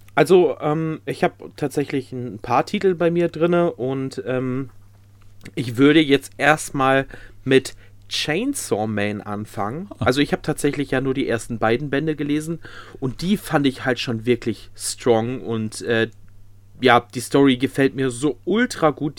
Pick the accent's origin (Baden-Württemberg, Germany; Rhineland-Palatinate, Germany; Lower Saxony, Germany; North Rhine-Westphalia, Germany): North Rhine-Westphalia, Germany; bei uns in NRW, also da, wo ich herkomme